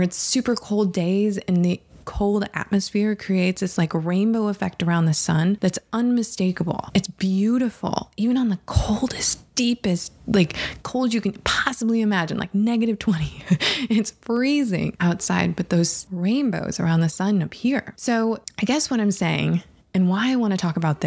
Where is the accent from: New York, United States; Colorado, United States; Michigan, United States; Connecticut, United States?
Michigan, United States; Harbor Springs; I grew up, I was born in Harbor Springs, Michigan.